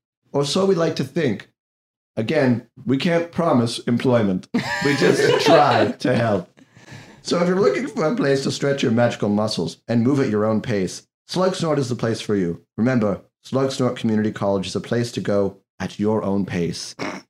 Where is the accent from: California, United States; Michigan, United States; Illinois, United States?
California, United States; Irvine; No. I'm from Irving, California.